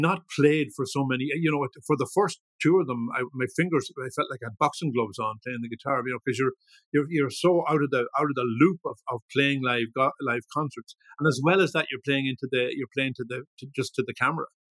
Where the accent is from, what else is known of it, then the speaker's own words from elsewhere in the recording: Ballyshannon, Ulster, Ireland; also born or lived in Dublin; now in Leitrim, Ireland; I was born I was born in Dublin grew up in Ballyshannon, uh, and have spent the last almost 50 years here in Leitrim.